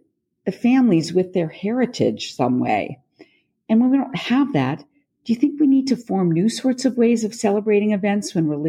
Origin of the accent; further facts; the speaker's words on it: Wisconsin, United States; even in the small Midwestern town where I was raised in Wisconsin